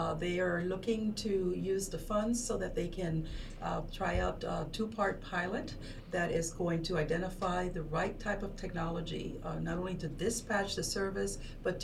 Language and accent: English; Panama; moved away as an adult; also born or lived in Peoria, Illinois / Chicago / Washington, D.C. / New York; now in United States; I'm originally from Panama